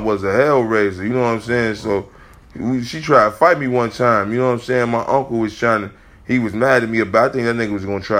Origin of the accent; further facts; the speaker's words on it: Chicago, Illinois, United States; We came from Chicago, nigga. I came from Chicago